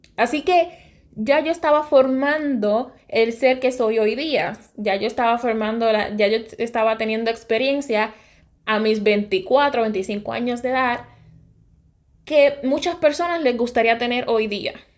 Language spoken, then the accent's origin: Spanish; Sabana Grande, Puerto Rico; Soy de Puerto Rico, nací y me crié en el área oeste de Puerto Rico. Me crié en un pueblo humilde, mi bello pueblo, ciudad petatera, Sabana Grande